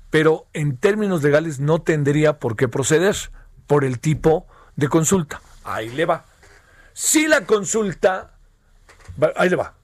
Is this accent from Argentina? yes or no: no; Mexico; somos mexicanos